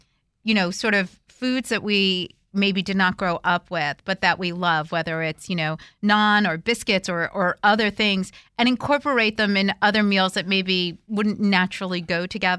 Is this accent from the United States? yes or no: yes; the North, Northern United States, United States; as a Northerner who did not grow up, like, making biscuits with my grandmother